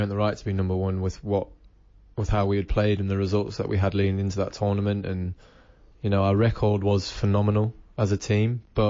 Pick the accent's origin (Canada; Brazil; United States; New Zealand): New Zealand; born there; I'm English. I was born in New Zealand, I remember my roots, I remember where I came from